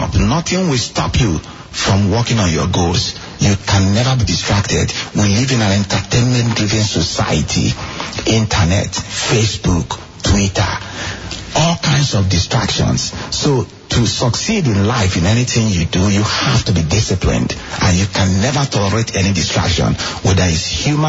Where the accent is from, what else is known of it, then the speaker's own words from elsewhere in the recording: Nigeria; moved away; me growing up in Nigeria